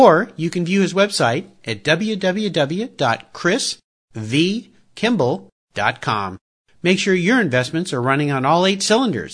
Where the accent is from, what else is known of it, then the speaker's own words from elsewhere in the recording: San Diego, California, United States; growing up in Southern California, San Diego